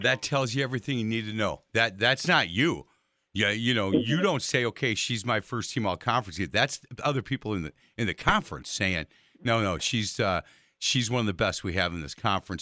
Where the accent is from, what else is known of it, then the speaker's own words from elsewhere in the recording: Milwaukee, Wisconsin, United States; I've lived in the city of Milwaukee pretty much my entire life.